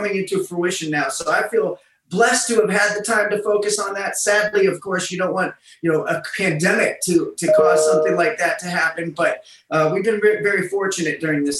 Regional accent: Massillon, Ohio, United States; moved away as an adult; also born or lived in Los Angeles, California; now in Las Vegas, United States; I'm from Maslin, which is a really small town.

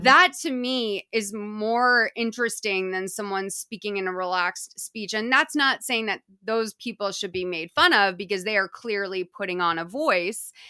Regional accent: Boston, Massachusetts, United States; moved away; You guys can still tell that I'm from Boston because of m, some of my vowel usage

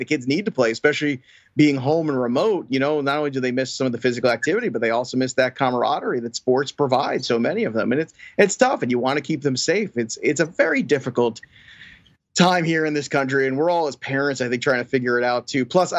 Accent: New York City, New York, United States; moved away; And I'm a Brooklyn-born guy

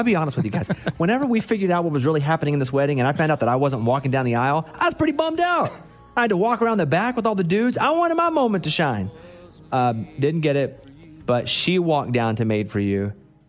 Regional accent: Mountain Pine, Arkansas, United States; I grew up in a really small town. I'm from Mountain Pine, Arkansas. Population 772. And most of my hometown is still somewhere in that area.

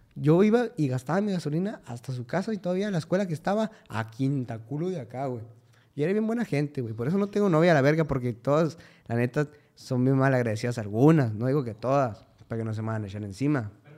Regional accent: Cuauhtémoc, Chihuahua, Mexico; moved away; Vengo de Cuauhtémoc, Chihuahua

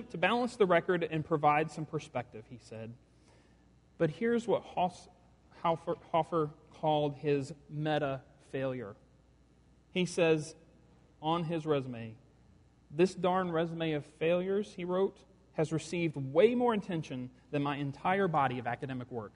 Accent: the South, United States; I am a white guy from the South

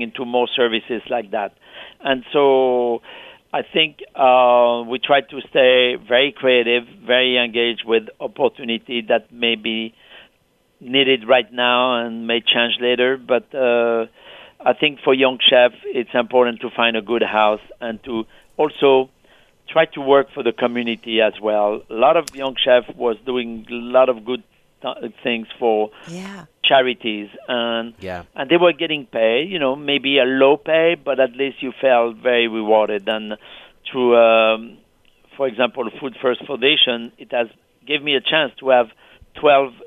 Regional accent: France; now in New York City, United States; Back to France in my small village

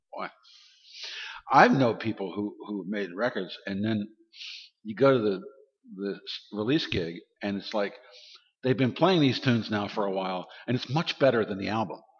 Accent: Baltimore, Maryland, United States; I'm from Baltimore, Maryland

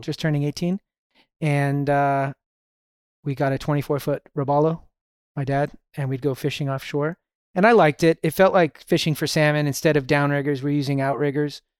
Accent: Toronto, Ontario, Canada; I was born in Toronto, Canada.

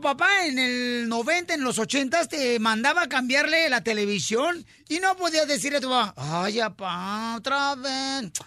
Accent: Ocotlán, Jalisco, Mexico; now in United States; Yo fui criado en Ocotlán

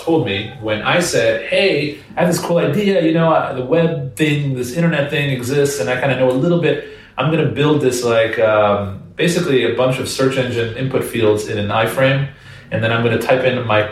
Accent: Washington, District of Columbia, United States; also born or lived in Israel / New York City; I grew up right around the Washington, D.C. area

